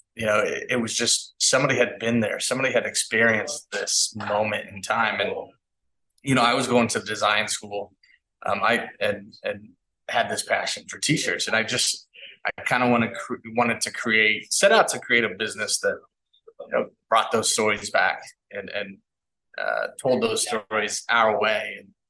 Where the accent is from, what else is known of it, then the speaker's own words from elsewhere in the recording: Kansas City, United States; I'm from Kansas City